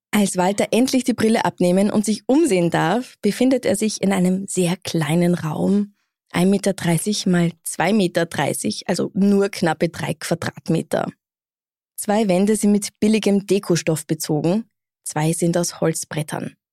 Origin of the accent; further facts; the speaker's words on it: Bad Gastein, Salzburg, Austria; Ich komme aus Gastein.